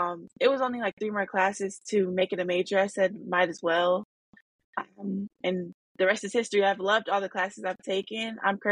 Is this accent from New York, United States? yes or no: no; Arizona, United States; now in Detroit, United States; I'm a black woman, and growing up in Arizona and being in a black city now in Detroit, Michigan